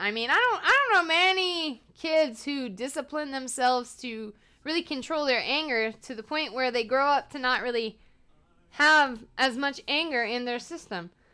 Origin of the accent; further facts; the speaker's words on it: Atlanta, Georgia, United States; moved away; I'm from Atlanta because they say Atlanta, not Atlanta.